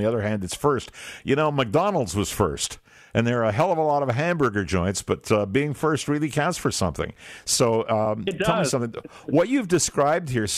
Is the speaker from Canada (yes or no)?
yes; Canada; I'm a Canadian